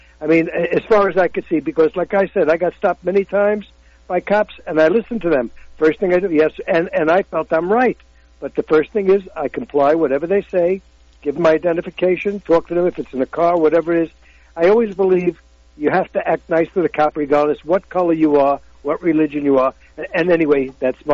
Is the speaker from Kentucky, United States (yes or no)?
no; New York City, New York, United States; I'm white. I grew up on the Lower East Side